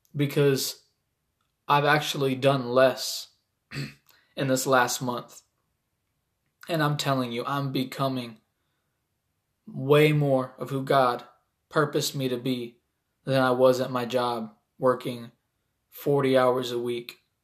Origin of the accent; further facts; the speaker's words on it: Toledo, Ohio, United States; I'm an artist from Toledo, Ohio